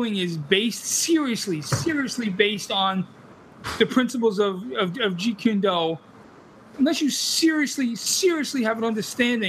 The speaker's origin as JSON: {"language": "English", "town": "New York City", "region": "New York", "country": "United States", "tie": "born or raised there", "said": "I'm a kid from Brooklyn, and that's how I talk"}